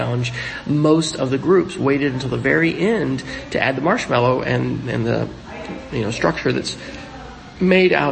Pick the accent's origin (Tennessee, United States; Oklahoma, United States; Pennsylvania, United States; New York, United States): Oklahoma, United States; my home state of Oklahoma